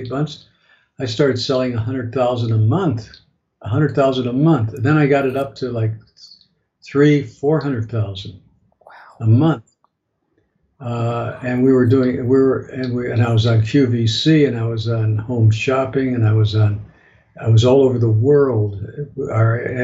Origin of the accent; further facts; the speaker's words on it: Chicago, Illinois, United States; I flew back to Chicago, which is my hometown